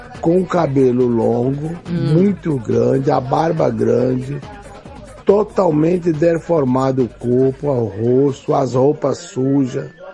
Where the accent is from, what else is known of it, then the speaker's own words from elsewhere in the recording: Bahia, Brazil; also born or lived in Sapopemba, São Paulo; now in São Paulo, Brazil; quando eu ainda morava na, lá na minha terra, lá na Bahia, lá na fazenda